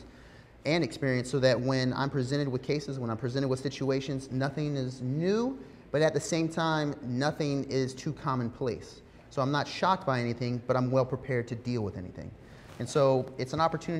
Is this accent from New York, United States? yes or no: no; Savannah, Georgia, United States; I'm from Savannah, Windsor Forest Elementary, Durin Middle, Savannah High School